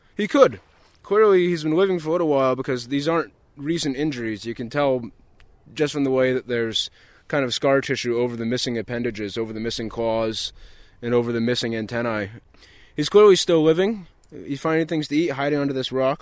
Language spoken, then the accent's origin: English; Long Island, Maine, United States; I grew up lobstering on Long Island, Maine, which is in Casco Bay, off of Portland.